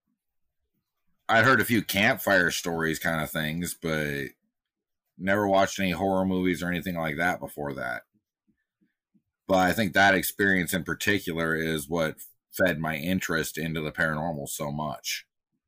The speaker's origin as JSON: {"language": "English", "region": "Washington", "country": "United States", "tie": "born or raised there", "also_born_or_lived": "Casper, Wyoming", "said": "I was born in Casper, Wyoming in 1980 to a single mom. By the time I was two, we moved out to Washington State out on the West Coast"}